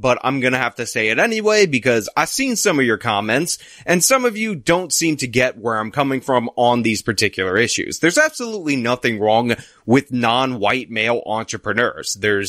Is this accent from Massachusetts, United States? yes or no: no; New York City, New York, United States; I'm also a New Yorker